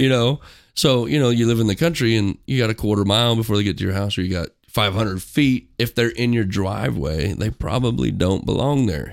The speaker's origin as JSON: {"language": "English", "town": "Gower", "region": "Missouri", "country": "United States", "tie": "born or raised there", "said": "I grew up in a small town in Missouri. called Gower"}